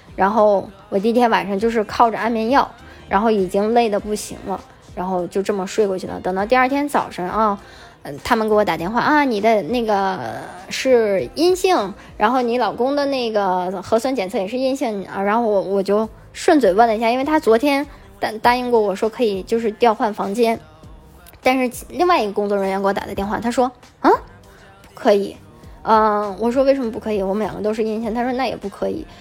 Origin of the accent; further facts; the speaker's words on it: China; moved away; 作为中国人